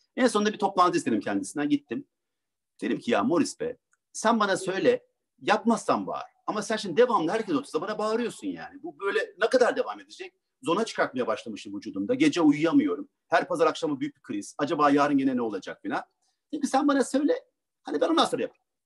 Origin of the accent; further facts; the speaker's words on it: Ankara, Turkey; Ankara'da doğdum